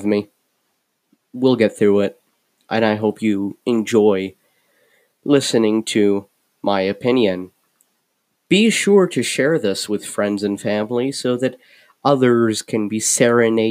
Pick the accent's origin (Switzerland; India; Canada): Canada; Ottawa, Ontario; also born or lived in Amman, Jordan / Iraq (parents); I moved to Canada when I was 8